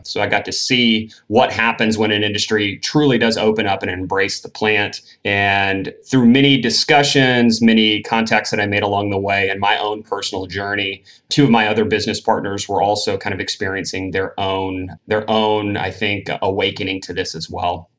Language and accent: English; Tennessee, United States; moved away as an adult; also born or lived in Northern California; Born and raised in Tennessee, uh, not a very cannabis friendly state.